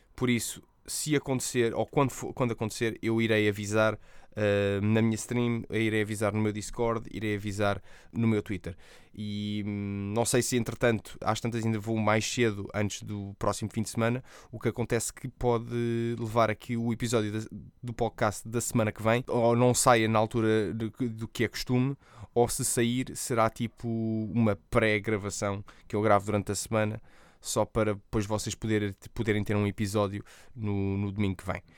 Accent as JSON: {"language": "Portuguese", "country": "Portugal", "said": "eu, sendo português, nós dizemos os R's bem"}